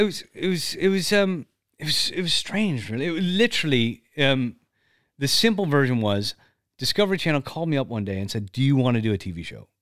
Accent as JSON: {"language": "English", "country": "Canada", "said": "I'm not American, but I'm Canadian."}